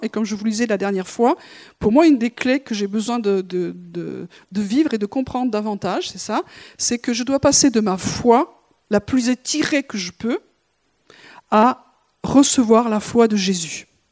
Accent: France; on est Français

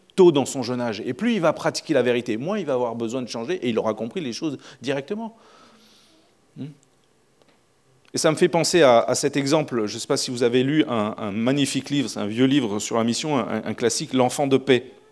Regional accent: France; On est français

